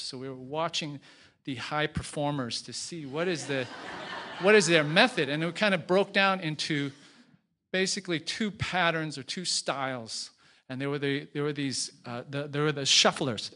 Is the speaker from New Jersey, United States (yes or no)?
no; Boston, Massachusetts, United States; moved away as an adult; also born or lived in Beijing; I was from Boston